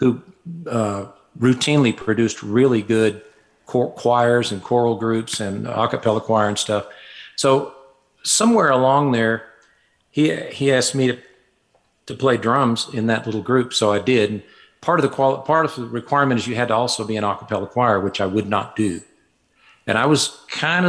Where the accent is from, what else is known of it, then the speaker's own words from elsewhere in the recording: Fayetteville, Arkansas, United States; moved away as an adult; now in Cedaredge, United States; I was born in Fayetteville, Arkansas, grew up there and lived there until I was about 24.